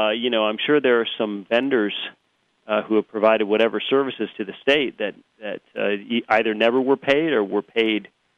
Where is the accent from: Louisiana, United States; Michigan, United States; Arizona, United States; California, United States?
California, United States; also born or lived in Washington; I worry about my home state.